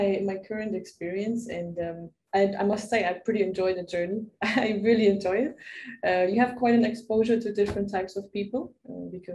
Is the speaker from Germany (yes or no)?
yes; Germany; now in Barcelona, Spain; I'm originally from Germany. Spending right now my time in Barcelona.